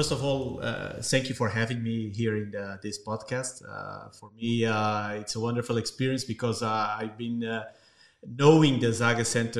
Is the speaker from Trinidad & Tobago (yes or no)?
no; Lisbon, Portugal; also born or lived in New York; I come from Lisbon. It's trendy now.